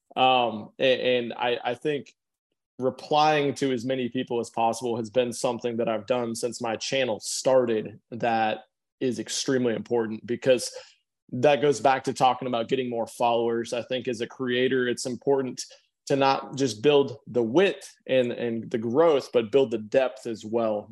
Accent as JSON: {"language": "English", "region": "Nebraska", "country": "United States", "said": "we're both from Nebraska"}